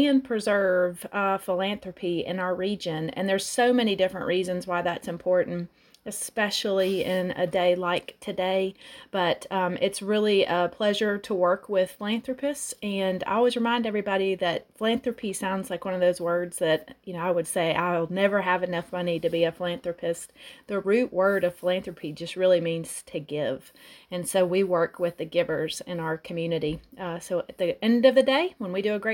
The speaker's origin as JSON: {"language": "English", "town": "Atlanta", "region": "Georgia", "country": "United States", "tie": "born or raised there", "moved": "as an adult", "lives_now": "Athens, United States", "said": "I grew up in Atlanta, Georgia, started my college career at Georgia State"}